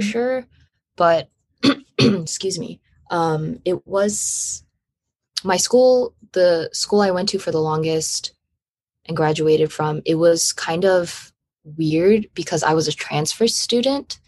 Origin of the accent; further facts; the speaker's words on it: Los Angeles, California, United States; I'm from Los Angeles, California